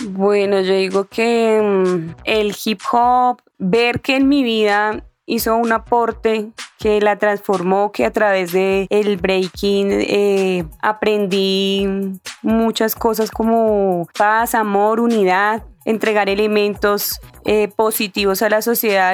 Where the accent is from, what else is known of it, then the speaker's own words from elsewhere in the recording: Bogotá, Colombia; donde yo nací, que es acá en Suba